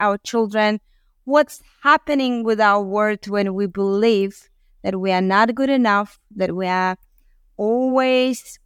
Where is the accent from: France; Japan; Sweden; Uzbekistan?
Uzbekistan; moved away; I was born in Uzbekistan